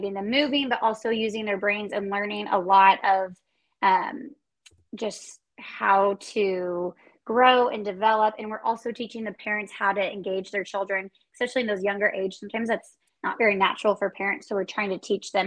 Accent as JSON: {"language": "English", "town": "Kansas City", "country": "United States", "tie": "born or raised there", "said": "I was born and raised in Kansas City."}